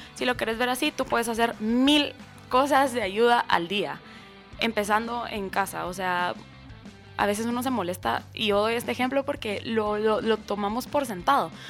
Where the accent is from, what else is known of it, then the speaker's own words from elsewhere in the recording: Escuintla, Guatemala; en Escuintla y aparte como que es mi pueblo donde nací y crecí.